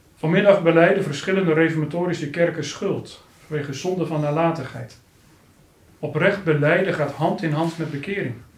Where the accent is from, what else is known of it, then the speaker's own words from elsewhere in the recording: Harderwijk, Gelderland, Netherlands; Harderwijk, de plaats waar ik ben opgegroeid